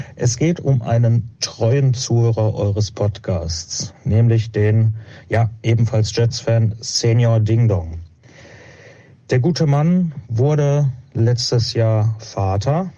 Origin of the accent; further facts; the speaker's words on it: Witten, North Rhine-Westphalia, Germany; ich komme aus Witten, aus dem wunderschönen sonnigen Witten